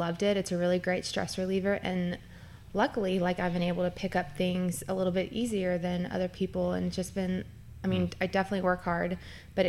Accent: Lexington, Kentucky, United States; moved away as an adult; also born or lived in Dayton, Ohio / Kettering, Ohio; now in Northern Kentucky, United States; I'm originally from Lexington. I was born and raised there, went to University of Kentucky for undergrad.

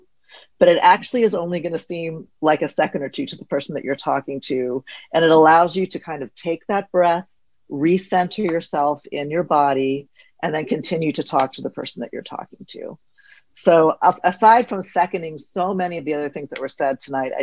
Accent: the South, United States; I'm from the South

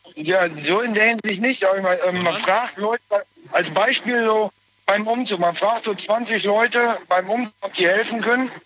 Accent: Essen, North Rhine-Westphalia, Germany; ich komme aus Essen.

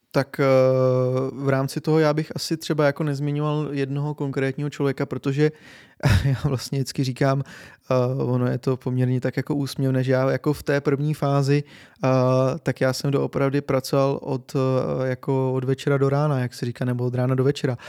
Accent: Czechia; my Češi

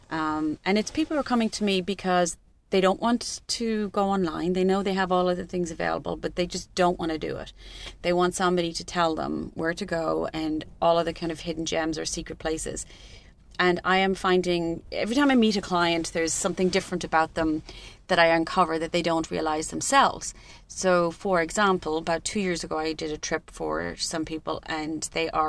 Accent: Cork, Munster, Ireland; I'm from Cork.

